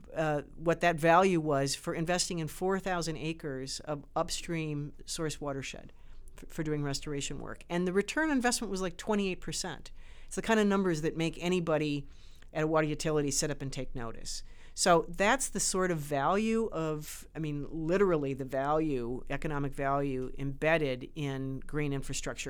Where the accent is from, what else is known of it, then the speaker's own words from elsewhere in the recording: Great Lakes region, Midwest of the US, United States; also born or lived in Chicago; I grew up around the Great Lakes. I'm from the Midwest of the U S